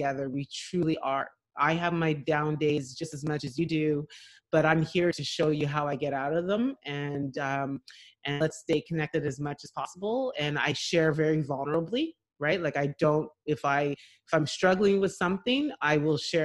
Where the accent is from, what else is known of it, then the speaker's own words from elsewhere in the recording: Montreal, Quebec, Canada; also born or lived in Ottawa, Canada / Nigeria (ancestry); growing up in Montreal in the late 70s